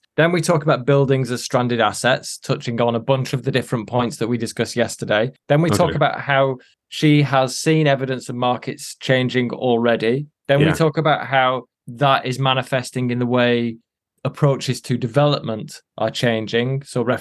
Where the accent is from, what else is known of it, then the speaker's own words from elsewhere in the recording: England, United Kingdom; I am English